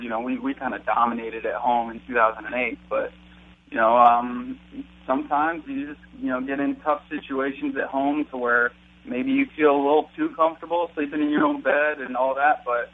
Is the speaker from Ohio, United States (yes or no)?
yes; Wadsworth, Ohio, United States; I was back in Ohio in my hometown, Wadsworth, with my parents